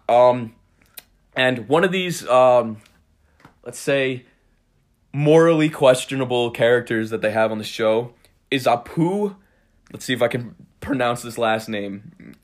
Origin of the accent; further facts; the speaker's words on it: Cold Spring, New York, United States; I'm from Cold Spring. It's, uh, it's a very small town.